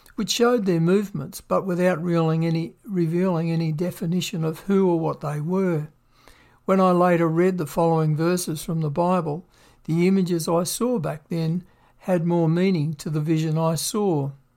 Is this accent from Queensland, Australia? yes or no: no; Victoria, Australia; moved away as an adult; also born or lived in Western Australia; I grew up in Victoria, Australia